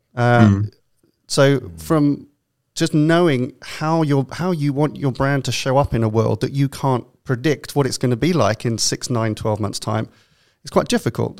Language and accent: English; London, United Kingdom; accent: London; now in New York, United States; my best London accent